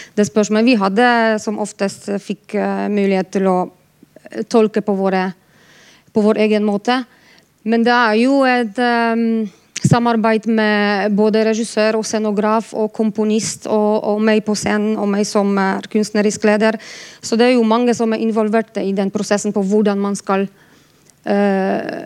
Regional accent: Poland; now in Bergen, Norway; Jeg er polsk

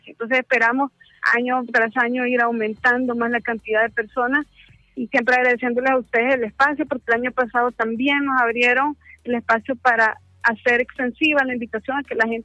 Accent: El Salvador; Hola, ¿qué tal? Eh, soy de de El Salvador.

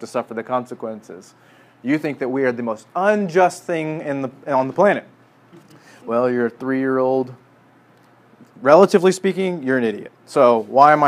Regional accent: Midwest, United States; growing up in the Midwest

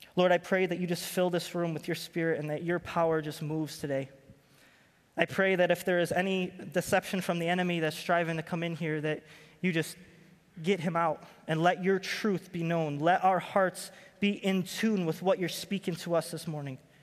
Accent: Rochester, New York, United States; moved away as an adult; I'm from Rochester, New York

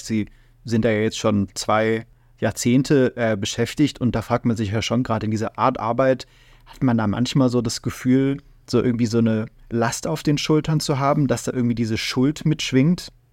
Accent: Germany; wir in Deutschland

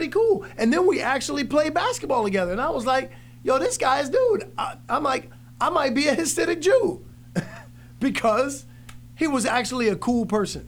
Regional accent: New York, United States; we grew up in New York.

